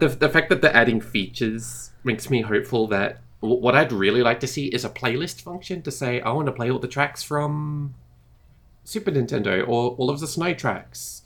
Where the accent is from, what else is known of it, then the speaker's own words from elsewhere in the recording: Australia; I'm from Australia, we don't have snow for Christmas.